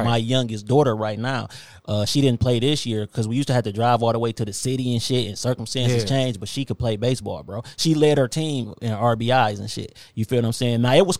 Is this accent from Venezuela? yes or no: no; Inkster, Michigan, United States; born or raised there